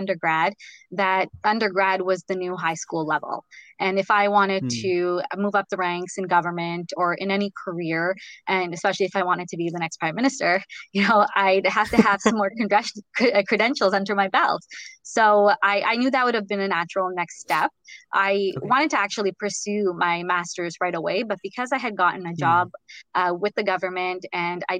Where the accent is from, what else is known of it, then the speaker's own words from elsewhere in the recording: Ottawa, Ontario, Canada; moved away as an adult; now in United States; I'm from Ottawa